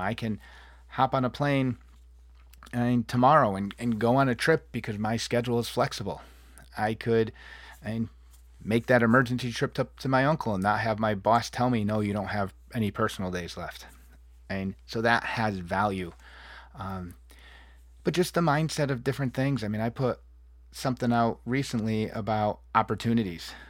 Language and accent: English; New England, United States; moved away; I come from the Northeast and the Appalachian Trail, New England, and fall foliage, and, and lush green.